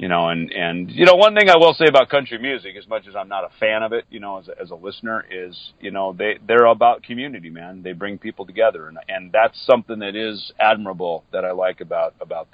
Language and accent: English; Minnesota, United States; moved away; I grew up in Minnesota, so I grew up in a little, you know, on a farm outside of a small town farming community.